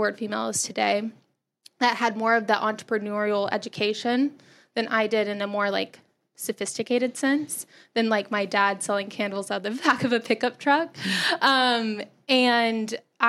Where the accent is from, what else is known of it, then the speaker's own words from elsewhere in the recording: Texas, United States; moved away as an adult; I grew up in Texas